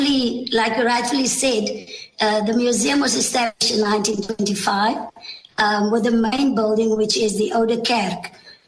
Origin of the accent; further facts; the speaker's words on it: Tulbagh, Western Cape, South Africa; And I was truly blessed to be able to be born here and to grow up as a child in Tilburg.